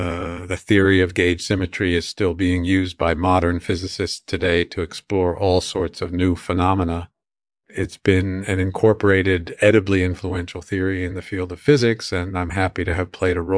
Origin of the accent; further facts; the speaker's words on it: Chicago, Illinois, United States; born there; That's right. I was born in Chicago.